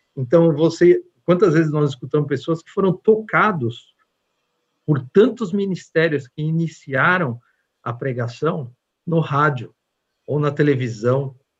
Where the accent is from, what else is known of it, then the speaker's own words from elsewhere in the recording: Brazil; moved away; como um bom brasileiro